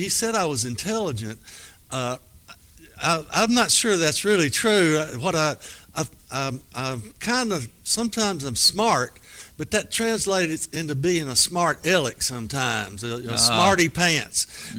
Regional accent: Petersburg, United States; These book sessions, my first one I did in my hometown of Petersburg, and had, I guess, 150 people that showed up.

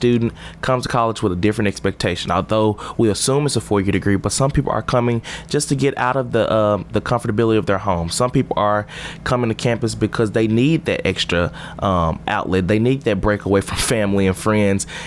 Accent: Memphis, Tennessee, United States; moved away as an adult; now in Murfreesboro, United States; I'm from Memphis. I'm West Tennessee.

